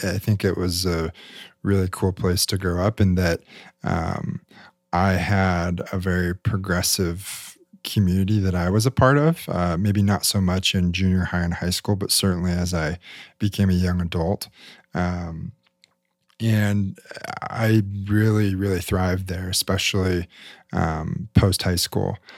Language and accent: English; Salt Lake City, Utah, United States; I grew up in Salt Lake City, Utah